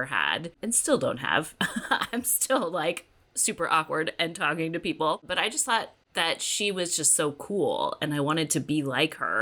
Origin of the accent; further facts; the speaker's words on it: Southern California, United States; I was born and raised in Southern California